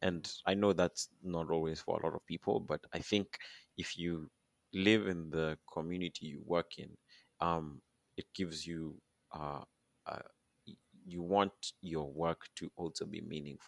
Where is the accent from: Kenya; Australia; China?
Kenya; now in Toronto, Canada; Being Kenyan is pretty unique.